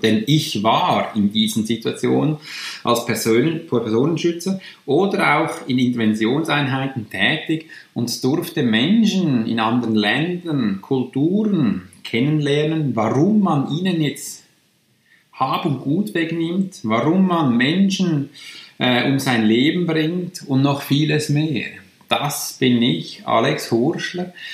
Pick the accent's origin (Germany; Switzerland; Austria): Switzerland; accent: Swiss German; first language Swiss German; German is a second language; also born or lived in near Zürich; bin ich aus der Schweiz